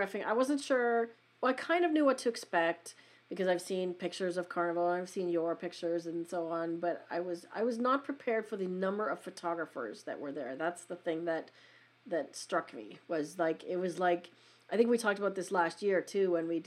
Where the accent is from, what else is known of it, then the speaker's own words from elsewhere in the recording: Western Canada, Canada; I'm in Canada